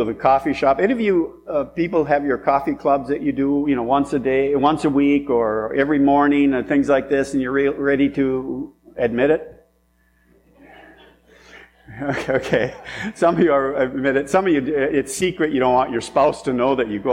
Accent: French Lake, United States; I grew up in French Lake

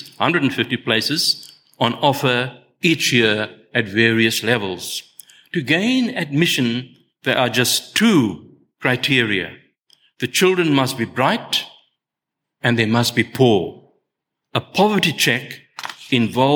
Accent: South Africa; I was born in South Africa

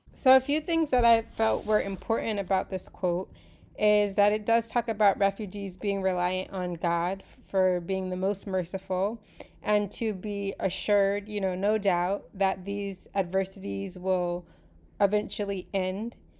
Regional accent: United States; I was born in the United States

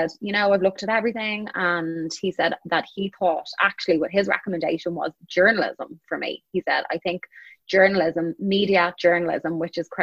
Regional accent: Dublin, Leinster, Ireland; moved away as an adult; also born or lived in Chicago; I was born and I grew up in Dublin, Ireland

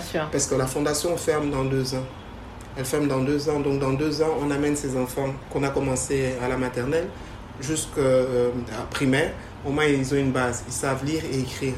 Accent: DR Congo; also born or lived in Canada; now in Kinshasa, DR Congo; je suis congolaise euh, de père et de mère.

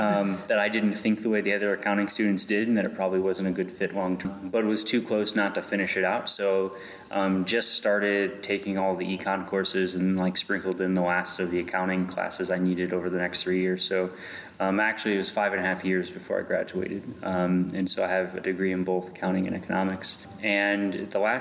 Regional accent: Portage, Indiana, United States; now in Wheatfield, United States; So I grew up in Portage, went to Portage High School, graduated from Portage High School

